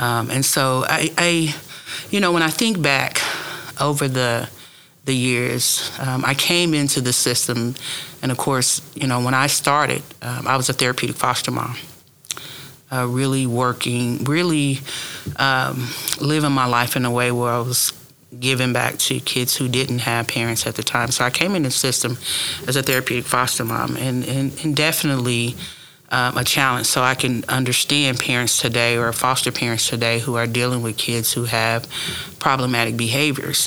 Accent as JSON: {"language": "English", "town": "Tulsa", "region": "Oklahoma", "country": "United States", "tie": "born or raised there", "lives_now": "Okmulgee County, United States", "said": "born and raised in Tulsa"}